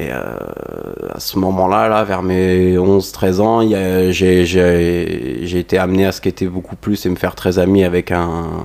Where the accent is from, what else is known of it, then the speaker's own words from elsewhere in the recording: Provence-Alpes-Côte d'Azur, France; Qu'est-ce que j'ai fait Je viens d'un petit village là du Var